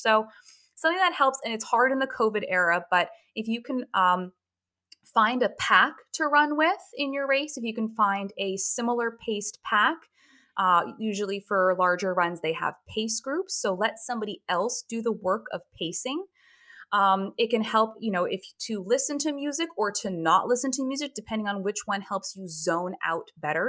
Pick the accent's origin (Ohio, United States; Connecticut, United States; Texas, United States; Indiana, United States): Connecticut, United States; Hartford; my hometown marathon